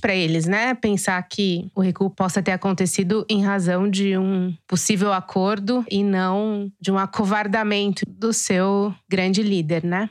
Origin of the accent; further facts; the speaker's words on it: Araçatuba, São Paulo, Brazil; sou de Araçatuba